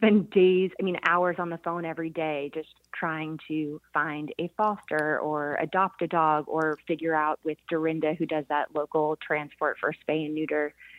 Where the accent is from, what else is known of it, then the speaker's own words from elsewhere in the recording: Philadelphia, Pennsylvania, United States; I'm originally from Philadelphia, and living in like a city like